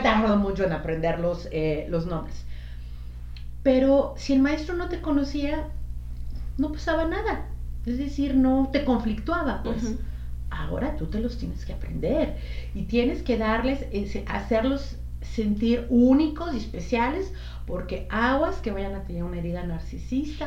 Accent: Mexico; moved away; iba con otras dos compañeras mexicanas también

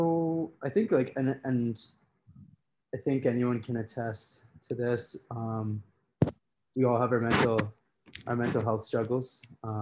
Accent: Red Deer, Alberta, Canada; So growing up in Central Alberta, Red Deer, which is a city of like 100,000 people, in between, right in the middle of Edmonton and Calgary.

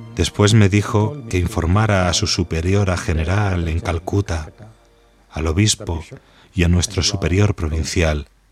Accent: Kerala, India; moved away; also born or lived in Yemen; de la India, del estado de Kerala

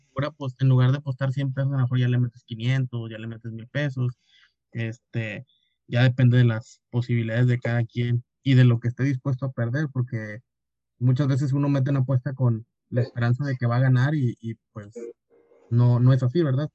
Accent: Mexico; como todo mexicano

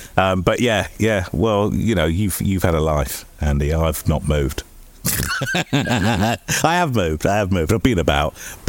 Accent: Havant, South East England, United Kingdom; I grew up in Havant. So this is my, I am the hometown underdog.

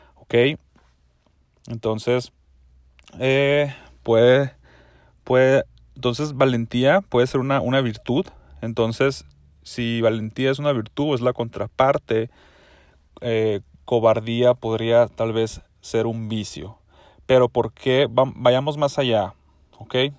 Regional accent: Mexico; yo soy mexicano y en México

